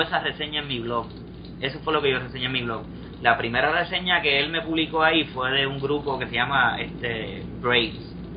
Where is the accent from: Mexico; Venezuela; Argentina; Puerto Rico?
Puerto Rico; somos los puertorriqueños